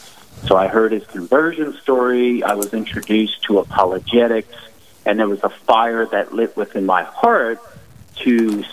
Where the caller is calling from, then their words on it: Murrieta, California, United States; I'm coming to you from north of San Diego, California, this place called Murrieta. Temecula.